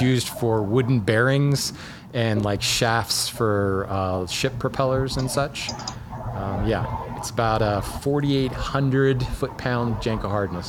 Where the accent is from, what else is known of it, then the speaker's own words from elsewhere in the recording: Hawaii, United States; I grew up in Hawaii